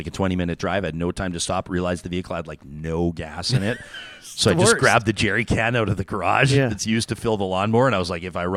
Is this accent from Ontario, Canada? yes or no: no; Calgary, Alberta, Canada; It was my hometown. It's where I grew up